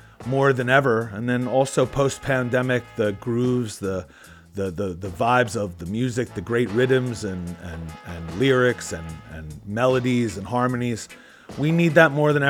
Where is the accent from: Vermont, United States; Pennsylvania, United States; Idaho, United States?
Pennsylvania, United States; Philadelphia; a kid from Philadelphia who was born and raised in Philly